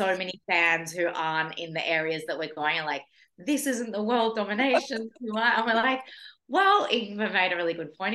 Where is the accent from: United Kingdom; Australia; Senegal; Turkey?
Australia; moved away as an adult; now in Norway; being an Australian person